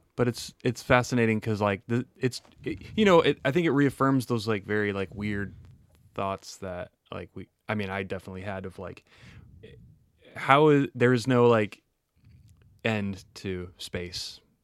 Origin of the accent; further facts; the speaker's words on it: Wisconsin, United States; I'm from Wisconsin and we like dairy there